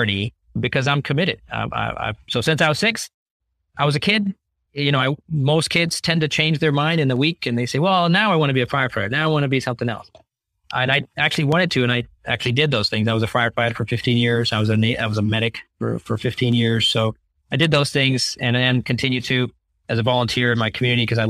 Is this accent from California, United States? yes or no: yes; California, United States; California where I grew up and went to college.